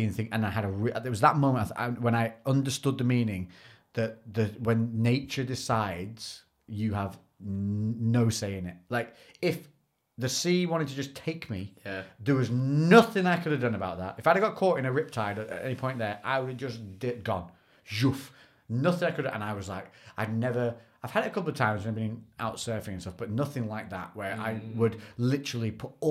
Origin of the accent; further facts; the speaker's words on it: United Kingdom; because we're from Britain